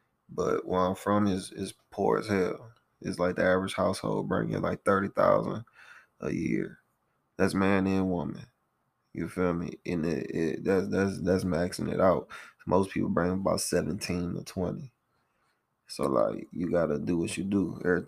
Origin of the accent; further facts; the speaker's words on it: Morgan City, Louisiana, United States; I'm from Morgan City, Louisiana, at 985.